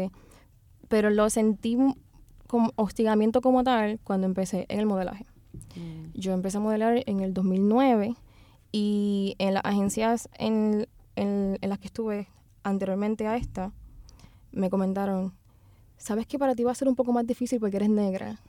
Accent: Loíza, Puerto Rico; yo pues nací y me crié en Loíza

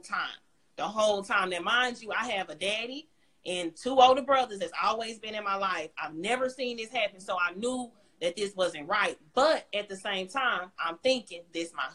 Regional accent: Dallas, Texas, United States; I'm from Oak Cliff

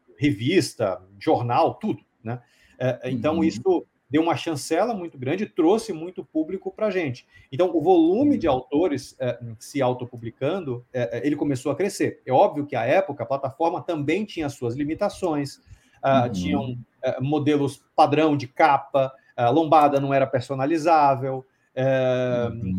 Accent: Salvador, Bahia, Brazil; moved away as an adult; now in São Paulo, Brazil; eu sou baiano, né? Eu nasci em Salvador, uhum. eu moro em São Paulo há, hum, eu vim acho que em 96, 95, 96, alguma coisa mais ou menos por aí, acho que em 96, uh, para fazer faculdade

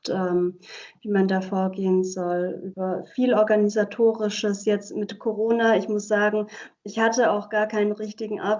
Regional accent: Germany; first language Hungarian; German is a second language; Und Ungarisch ist meine Muttersprache. Ich bin zwar in Deutschland äh, aufgewachsen und geboren auch, aber meine Familie kommt aus Ungarn.

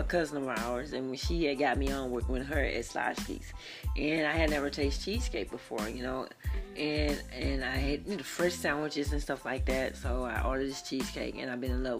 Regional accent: Dallas, Texas, United States; Sunny South, Sunnyside is where I'm from. That's where I'm from. I'm from Sunny South Side of Dallas

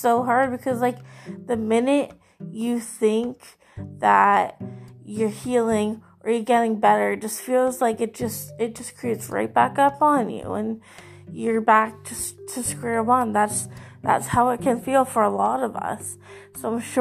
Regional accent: Canada; I am from Canada

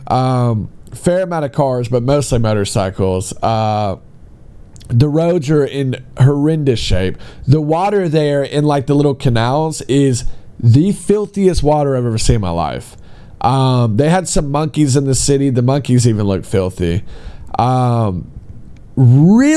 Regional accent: United States; moved away as an adult; now in China; being an American

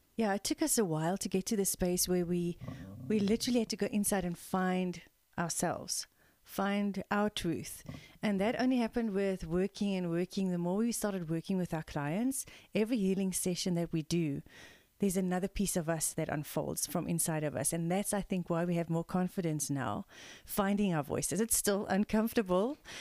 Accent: South Africa; We are a South African mother-daughter team of integrative energy healers

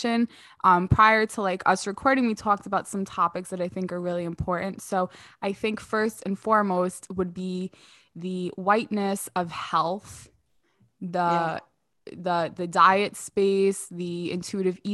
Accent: New York City, New York, United States; I grew up in New York, I grew up in Queens

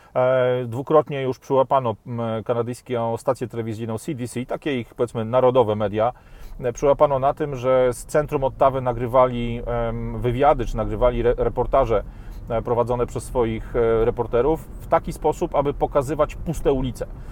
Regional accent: Poland; also born or lived in Warsaw; takich ludzi jak my z Polski

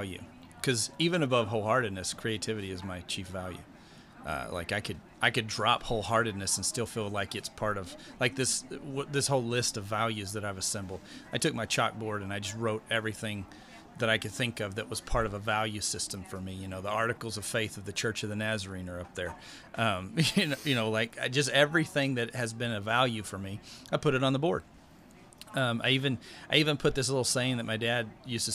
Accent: West Texas, United States; I grew up in West Texas

